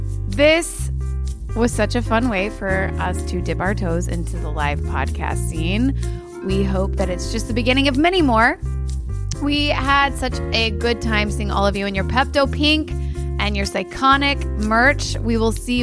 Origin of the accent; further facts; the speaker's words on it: New York, United States; New York. That's my home state